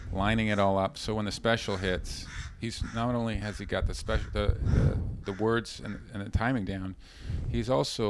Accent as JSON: {"language": "English", "country": "Canada", "said": "I'm from Canada"}